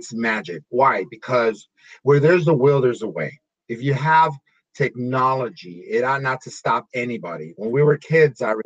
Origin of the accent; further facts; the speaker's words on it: Los Angeles, California, United States; I grew up in Lincoln Heights